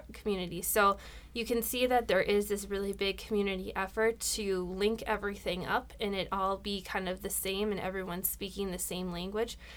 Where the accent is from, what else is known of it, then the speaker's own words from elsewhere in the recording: Rochester, Minnesota, United States; I was born and raised here in Rochester